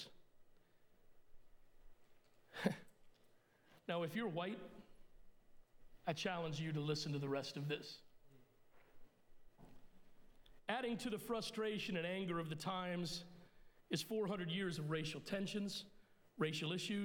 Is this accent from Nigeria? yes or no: no; Puerto Rico; I was born in Puerto Rico, so I'm Puerto Rican by birth, but I'm English by descent